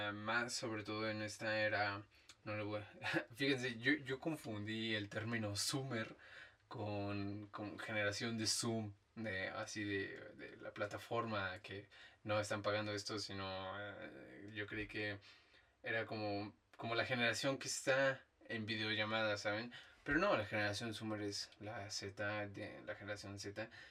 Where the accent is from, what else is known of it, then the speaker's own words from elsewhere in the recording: Dolores Hidalgo, Guanajuato, Mexico; moved away; yo soy de Dolores algo Guanajuato